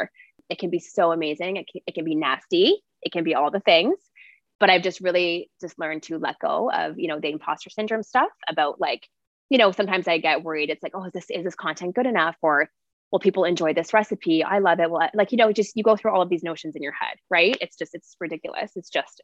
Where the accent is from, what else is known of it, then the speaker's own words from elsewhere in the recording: Ontario, Canada; I grew up in Ontario